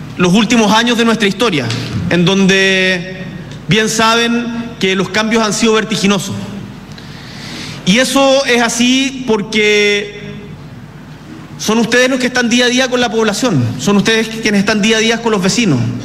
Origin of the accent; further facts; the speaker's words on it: Magallanes and Chilean Antarctica, Chile; moved away; vengo de Magallanes, del sur de Chile